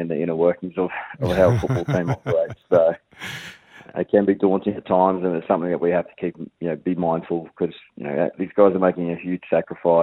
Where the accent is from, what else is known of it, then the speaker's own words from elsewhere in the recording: Brisbane, Queensland, Australia; I'm from Brisbane